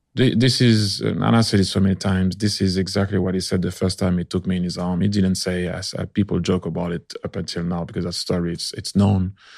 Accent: France; I was born in France

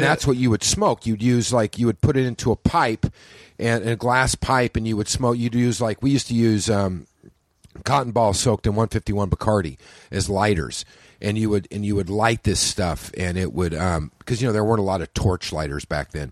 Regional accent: Oklahoma, United States; I grew up in Oklahoma

